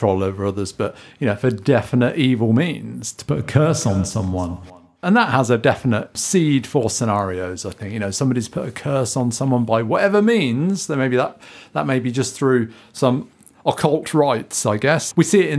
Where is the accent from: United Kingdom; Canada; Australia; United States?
United Kingdom; We're British